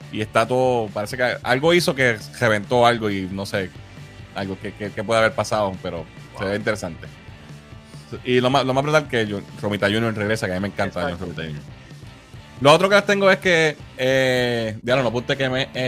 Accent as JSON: {"language": "Spanish", "town": "Arecibo", "country": "Puerto Rico", "tie": "born or raised there", "said": "Nosotros somos de Vista Azul. Nos criamos ahí"}